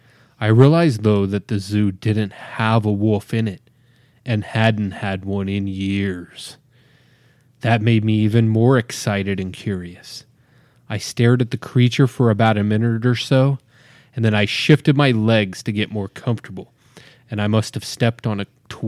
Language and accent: English; Idaho Falls, Idaho, United States; I'm a 47-year-old female from Idaho Falls, Idaho.